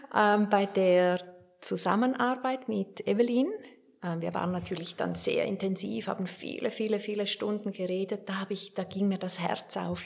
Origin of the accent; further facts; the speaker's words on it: Werdenberg, St. Gallen, Switzerland; bei der Lokalzeitung in Werdenberg, da wo ich aufgewachsen bin